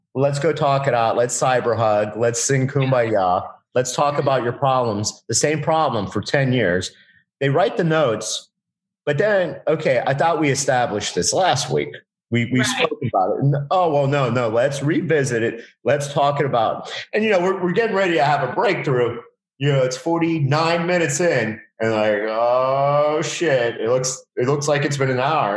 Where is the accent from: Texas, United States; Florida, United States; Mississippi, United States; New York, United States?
Florida, United States; Miami; I live in South Florida. I'm from Miami